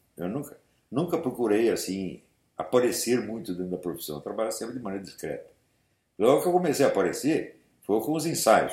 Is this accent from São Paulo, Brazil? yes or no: yes; São Paulo, Brazil; Eu fui criado na Igreja Nossa Senhora da Paz, ali no Glicério